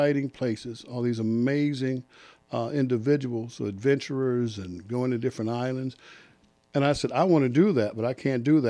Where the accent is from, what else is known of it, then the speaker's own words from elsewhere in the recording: Detroit, Michigan, United States; I'm from Detroit.